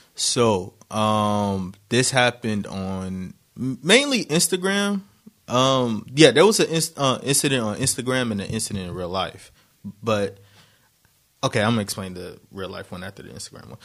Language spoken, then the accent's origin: English; Harbor City, California, United States; I was born in Harbor City